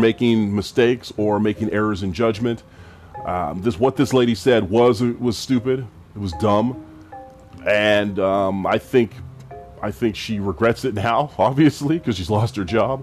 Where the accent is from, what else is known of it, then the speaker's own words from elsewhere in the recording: Edmonton, Alberta, Canada; I'm from the west side of Edmonton